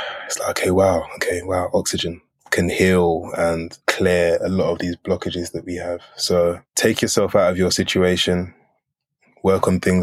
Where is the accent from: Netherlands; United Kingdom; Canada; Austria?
United Kingdom; Edmonton, London; moved away as an adult; also born or lived in Brooklyn, New York; I'm from Edmonton